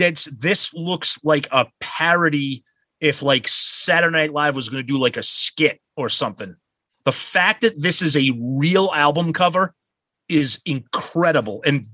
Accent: Medford, United States; I played hockey growing up in Medford.

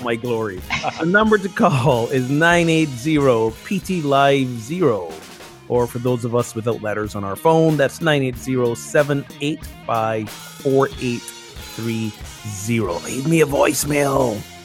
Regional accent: Barbados; now in United States; I have a green card, I'm not a citizen here, and I'm from Barbados

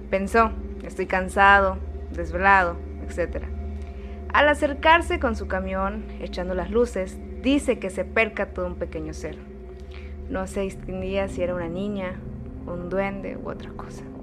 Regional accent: Durango, Mexico; soy de Durango.

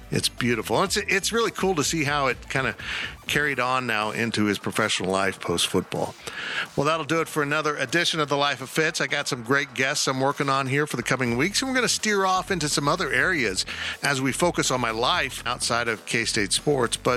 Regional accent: West Palm Beach, Florida, United States; born there; I was born in West Palm. I didn't grow up there, but um, I've got a real affection for the state of Florida

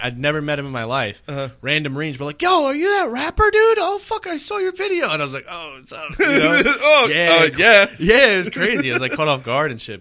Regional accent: New York City, New York, United States; now in Long Island, United States; I grew up in Brooklyn. Yeah, you know what I mean. I lived there till I was seventeen

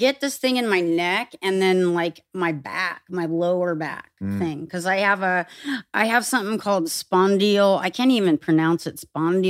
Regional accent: California, United States; I had a pony when I grew up in Orange County. And fruit stands and the city of Orange, orange groves.

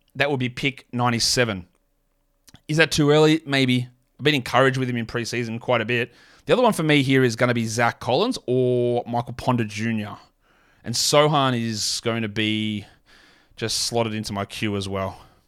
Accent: Australia; as an Aussie

